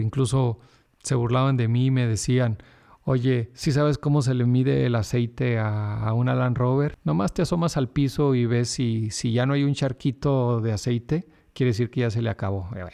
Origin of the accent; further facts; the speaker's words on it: Sonora, Mexico; yo salí de Sonora por el lado del Pacífico